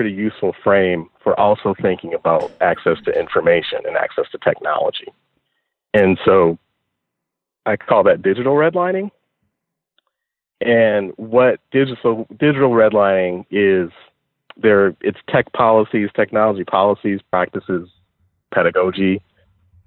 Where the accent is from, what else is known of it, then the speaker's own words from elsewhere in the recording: Detroit, Michigan, United States; I am from Detroit